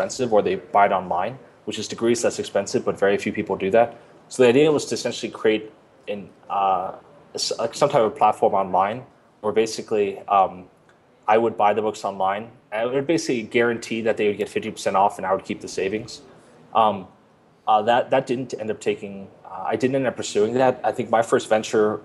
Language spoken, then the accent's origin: English; United States; moved away as an adult; also born or lived in Tokyo, Japan / Northern California / New York; now in Colombia; I grew up on the East Coast outside New York